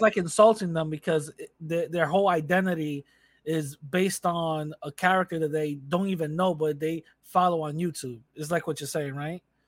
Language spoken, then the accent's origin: English; New York City, New York, United States; moved away; I grew up in the Bronx